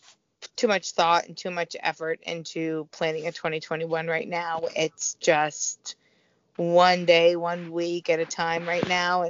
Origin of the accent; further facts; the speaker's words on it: Missouri, United States; That's my hometown.